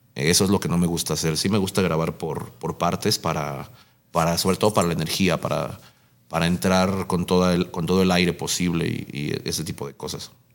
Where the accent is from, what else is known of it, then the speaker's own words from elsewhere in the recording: Nezahualcóyotl, State of Mexico, Mexico; el hecho de ser de, iba a ser de aquí, el hecho de ser de, Nesa